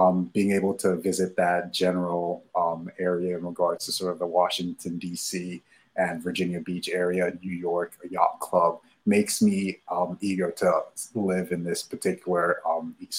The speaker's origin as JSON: {"language": "English", "country": "Nigeria", "tie": "born or raised there", "moved": "yes", "said": "I was born and raised in Nigeria."}